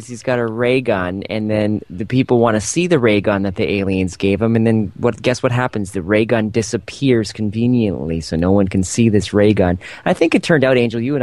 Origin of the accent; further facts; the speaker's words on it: Canada; I'm from Canada. We're pretty nice up here